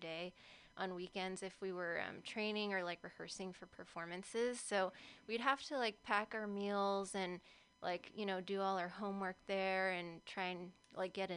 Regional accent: Berkeley, California, United States; I am Berklee born and raised

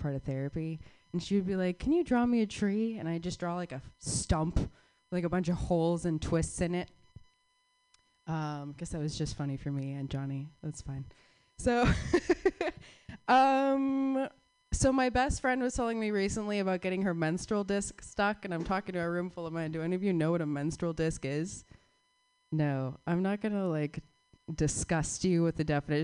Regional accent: Arizona, United States; moved away; I'm from Arizona

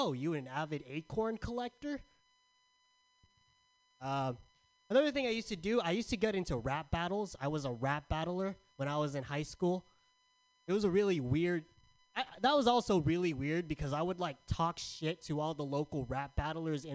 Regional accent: San Diego, California, United States; now in San Francisco, United States; Growing up in San Diego, I was called weird a lot

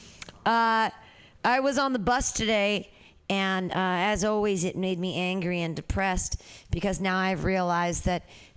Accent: Danville, United States; I grew up in Danville.

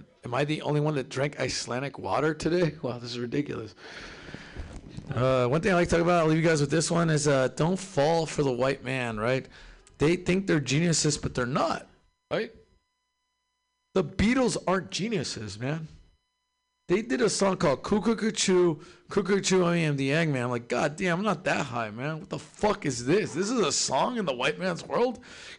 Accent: California, United States; I'm from SoCal, too. I was like, man, this is like home, man.

